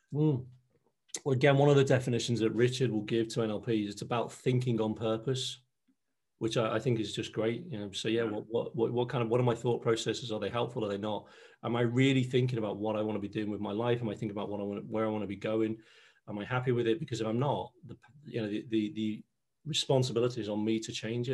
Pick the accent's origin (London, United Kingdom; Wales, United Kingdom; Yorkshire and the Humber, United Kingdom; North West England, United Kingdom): North West England, United Kingdom; Liverpool; accent: Scouse; moved away as an adult; I'm a Scouser, born and bred in Liverpool